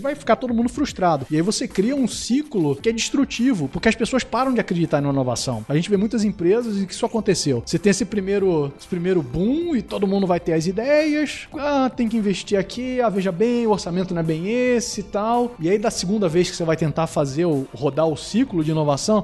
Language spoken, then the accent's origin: Portuguese; Rio de Janeiro, Brazil; Sou do Rio, eu falo totó